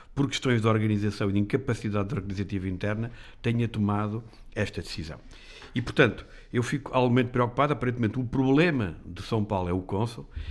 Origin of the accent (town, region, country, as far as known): Portugal